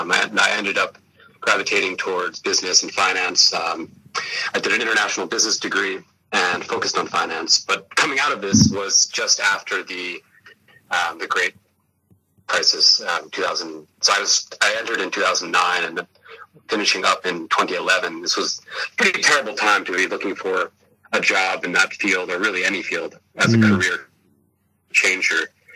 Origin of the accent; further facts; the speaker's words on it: Vermont, United States; moved away as an adult; now in Thailand; I'm from the U.S., I should back up and start with. I grew up in Vermont in the Northeast, for anyone who doesn't know it.